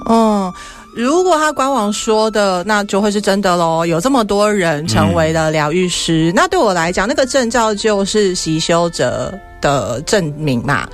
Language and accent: Chinese; Taiwan; accent: Taiwanese; 我还是台式口音